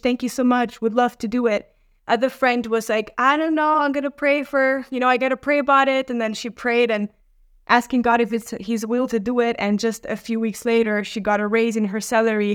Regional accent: Romania; moved away; also born or lived in Norway; I come from Romania

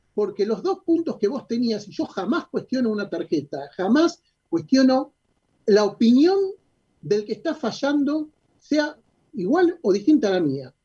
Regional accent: Argentina

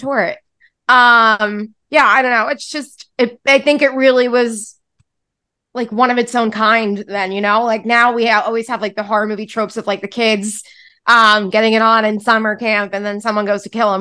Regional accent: New York City, New York, United States; I grew up on Staten Island

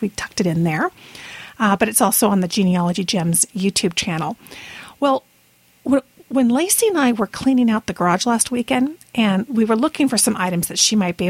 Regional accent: Brazil; moved away; it wasn't called a Toastite when I was growing up in Brazil, except that it was square

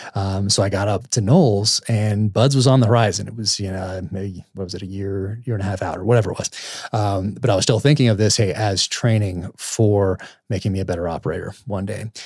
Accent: United States; I'm an American

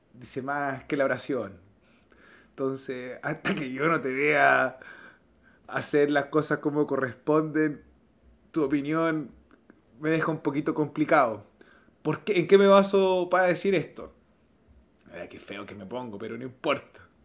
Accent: Chile; en mi país son las fiestas patrias

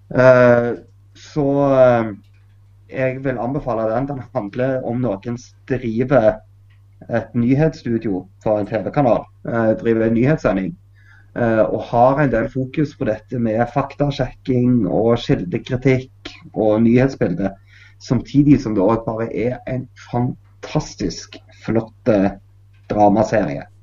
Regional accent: Norway; Jeg er jo norsk musiker.

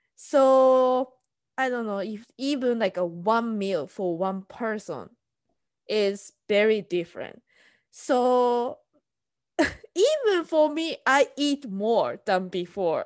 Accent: Tokyo, Japan; English is a second language; moved away as an adult; now in United States; I'm from Tokyo

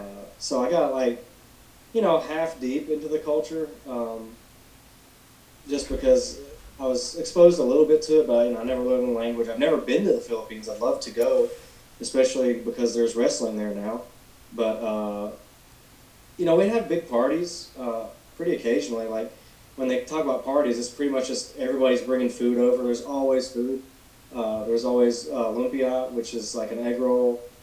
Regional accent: Alabama, United States; also born or lived in Gadsden, Alabama; I don't live, like, in a rural area of Alabama, but I'm not in a big city either. It's just kind of like a suburb of Birmingham. I live just like I guess an hour northeast of it, called Gadsden, Alabama.

